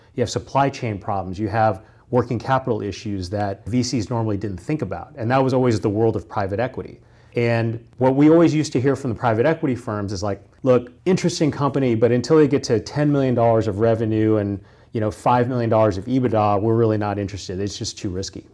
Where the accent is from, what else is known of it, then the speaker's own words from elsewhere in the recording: Kansas, United States; moved away; I grew up in the Midwest. I grew up in Kansas.